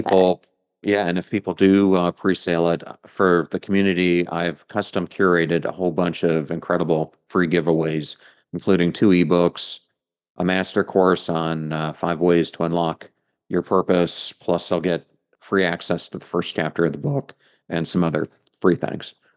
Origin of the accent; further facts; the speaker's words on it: York, Pennsylvania, United States; now in Tampa Bay, United States; I am from York, right outside of, of Lancaster.